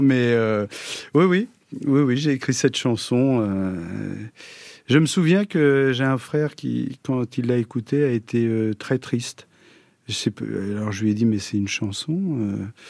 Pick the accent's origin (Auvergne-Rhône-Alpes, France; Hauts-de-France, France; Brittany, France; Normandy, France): Normandy, France; Toutainville; also born or lived in Pont-Audemer; ma jeunesse, c'était en Normandie, à Toutainville, un petit village. Je suis né à Ponto de Mer.